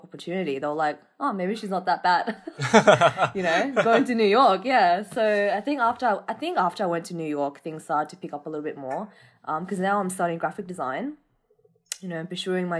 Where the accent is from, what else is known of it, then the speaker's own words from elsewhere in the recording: Australia; being Vietnamese Australian